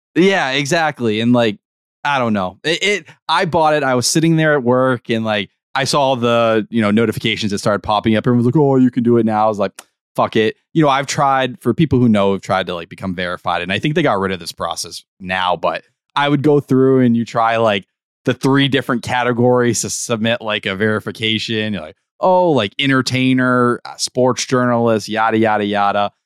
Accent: Brockton, Massachusetts, United States; I'm a boy from Brockton

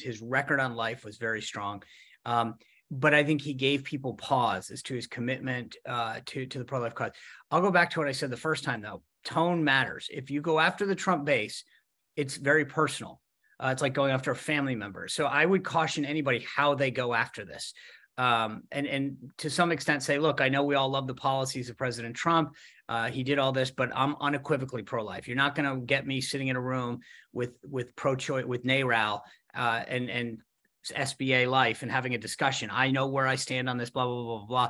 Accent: Rhode Island, United States; I grew up in Rhode Island

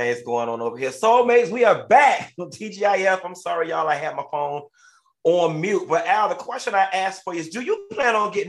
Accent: Miami, Florida, United States; I am from Miami

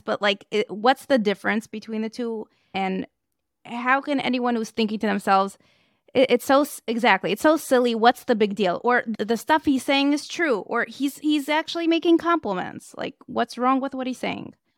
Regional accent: Moscow, Russia; moved away; I grew up in Moscow

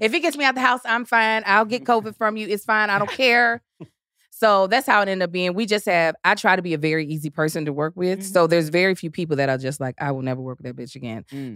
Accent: Kentucky, United States; accent: Southern; also born or lived in Baltimore, Maryland; Born in Baltimore, raised in Kentucky

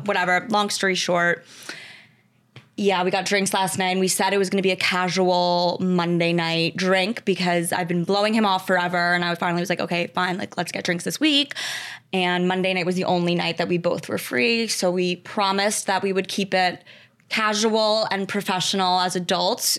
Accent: Westchester, New York, United States; Grew up in Westchester, New York

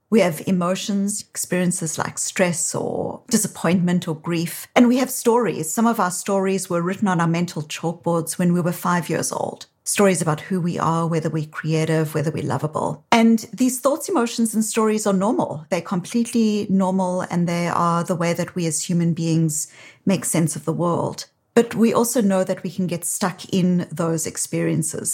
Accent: South Africa; now in Boston, United States

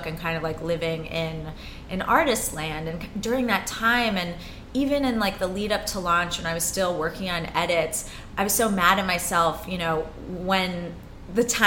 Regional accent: New York City, New York, United States; I'm a rare breed of born and raised New Yorker.

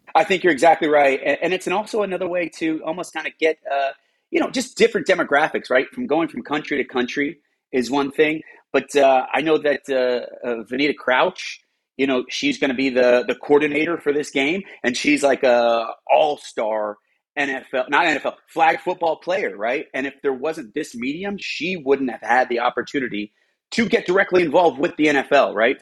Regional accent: New York, United States; I'm a New Yorker

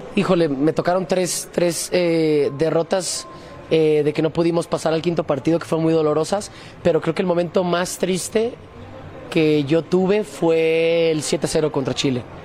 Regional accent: Mexico; todos somos mexicanos

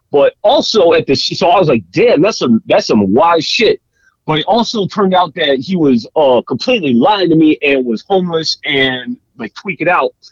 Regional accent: Florida, United States; I grew up in Florida, dog. I grew up in Florida.

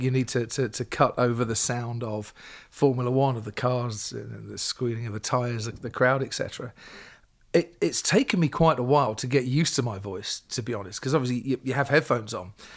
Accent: Stevenage, East of England, United Kingdom; I grew up in Stevenage, small town in Hertfordshire.

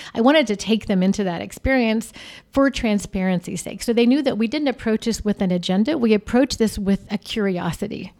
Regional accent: Arizona, United States; also born or lived in Texas; I'm from Arizona

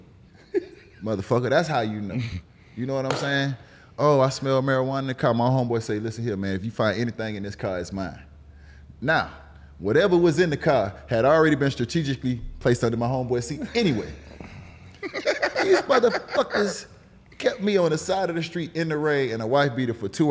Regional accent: Miami, Florida, United States; also born or lived in Broward County, Florida; I'm from Miami, but I live the fuck up in Broward

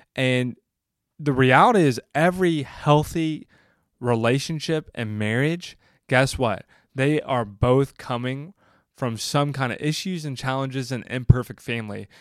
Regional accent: the South, United States; I grew up in the South where family was everything

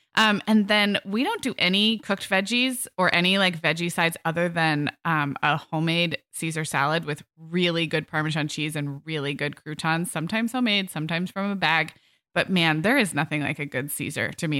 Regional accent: California, United States; growing up in kind of health food conscious California in the 80s and 90s

